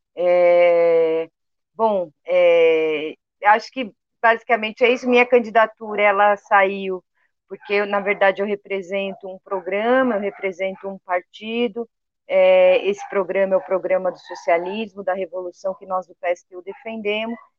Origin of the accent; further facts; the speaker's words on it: Capão Redondo, São Paulo, Brazil; eu sou aqui do Capão Redondo